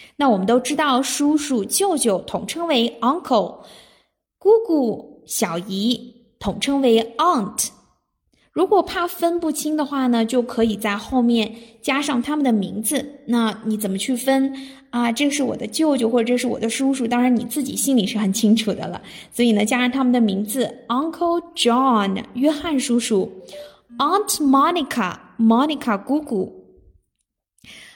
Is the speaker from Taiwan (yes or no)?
no; China; 我们中国人